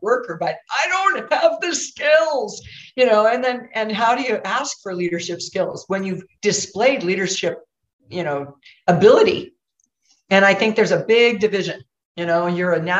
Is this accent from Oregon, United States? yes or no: yes; Oregon, United States; I'm from Oregon